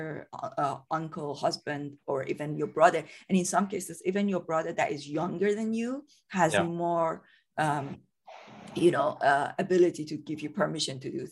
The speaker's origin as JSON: {"language": "English", "country": "Iran", "moved": "as an adult", "lives_now": "United Kingdom", "said": "I'm from Iran originally. So I came to the UK in 2005, came here as a student"}